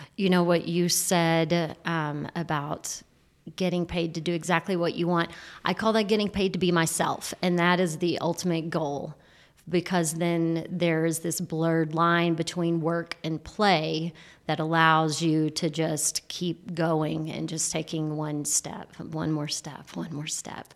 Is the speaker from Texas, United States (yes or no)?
yes; Texas, United States; moved away as an adult; also born or lived in California; I've just returned to Texas a year ago after being in California for eight years, and when I got back, I'm like, Yeah, I'm a Texan.